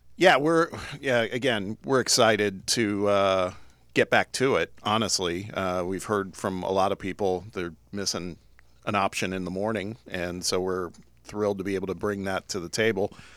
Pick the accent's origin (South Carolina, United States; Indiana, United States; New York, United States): Indiana, United States; Indianapolis; moved away as an adult; also born or lived in Los Angeles; I'm from the Midwest originally, from Indianapolis